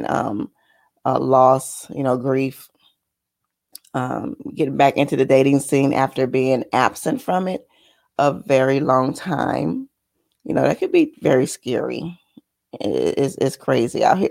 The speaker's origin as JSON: {"language": "English", "region": "Michigan", "country": "United States", "said": "because I'm from Michigan"}